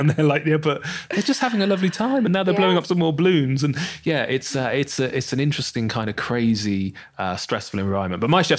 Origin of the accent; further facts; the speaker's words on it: Bournemouth, South West England, United Kingdom; also born or lived in London; Bournemouth. Bournemouth. I used to live in London. I lived in London for 10 years.